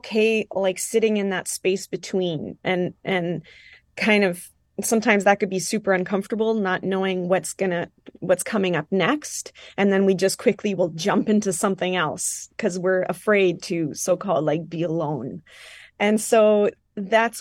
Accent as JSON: {"language": "English", "town": "Île-des-Chênes", "region": "Manitoba", "country": "Canada", "tie": "born or raised there", "first_language": "French", "second_language": "English", "said": "I was raised in Île-de-Chêne, Manitoba. I'm, you know, French speaking. It was my first language as a child."}